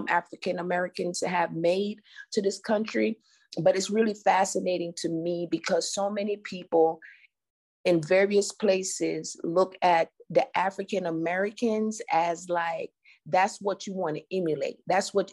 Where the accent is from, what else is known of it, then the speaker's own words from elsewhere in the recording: Jamaica; now in United States; I'm an immigrant from Jamaica